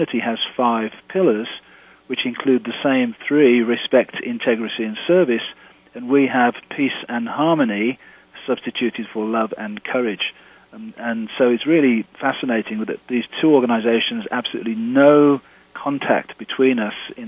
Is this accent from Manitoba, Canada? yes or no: no; Victoria, British Columbia, Canada; I'm involved in my hometown of Victoria, British Columbia